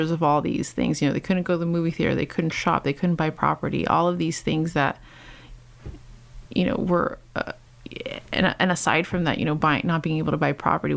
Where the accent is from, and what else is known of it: Los Angeles, California, United States; born or raised there